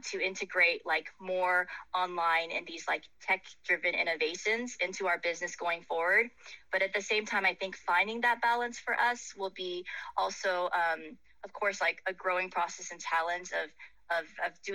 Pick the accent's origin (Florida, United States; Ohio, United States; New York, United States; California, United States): California, United States; Silicon Valley; moved away; originally my hometown is from Silicon Valley